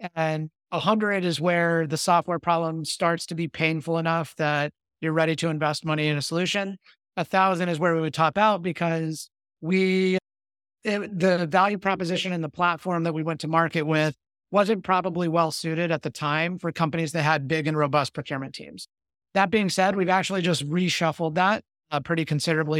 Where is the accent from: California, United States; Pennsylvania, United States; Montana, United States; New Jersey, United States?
California, United States; Victorville; I grew up in the Mojave Desert in a small town called Victorville. That's in Southern California